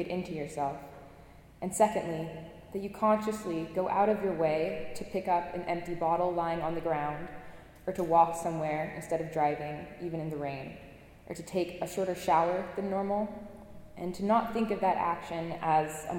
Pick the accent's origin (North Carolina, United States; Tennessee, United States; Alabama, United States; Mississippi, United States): North Carolina, United States; Appalachian Mountains in; moved away as an adult; now in Cambridge, United States; I'm from the Appalachian Mountains in North Carolina, and I grew up spending most of my days in the forests that surround my house